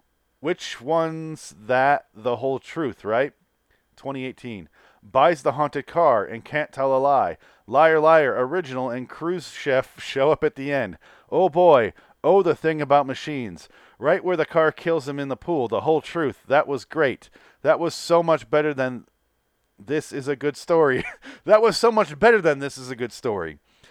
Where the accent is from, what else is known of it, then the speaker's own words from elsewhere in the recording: Michigan, United States; I'm from Michigan. Fuck cars.